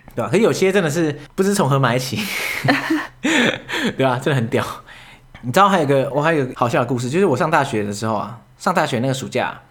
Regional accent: Yonghe, New Taipei, Taiwan; 我老家住在永和嘛

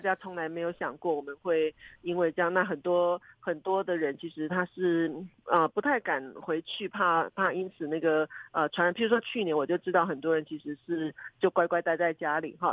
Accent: southern Taiwan, Taiwan; moved away; 像我们住在南部的人，很可能都是因为求学，因为就业，早早都离开家

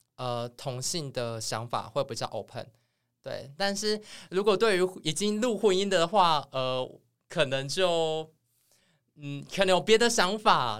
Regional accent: Changhua County, Taiwan; 我是彰化人

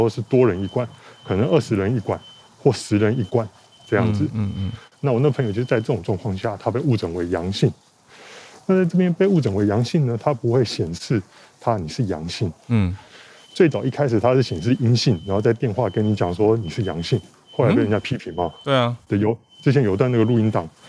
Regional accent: Taiwan; now in Shanghai, China; 我台湾人，我在这边工作。

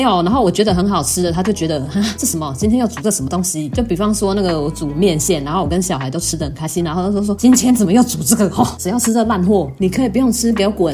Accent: southern Taiwan, Taiwan; moved away; 我是南部人

